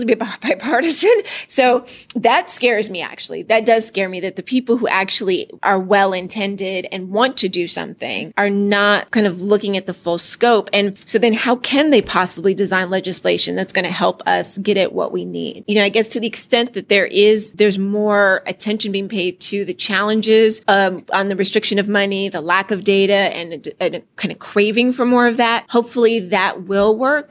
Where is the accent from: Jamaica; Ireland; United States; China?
United States; California; I'm from California